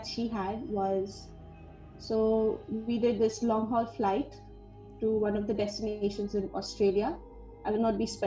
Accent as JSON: {"language": "English", "town": "Pune", "region": "Maharashtra", "country": "India", "said": "I'm from Pune."}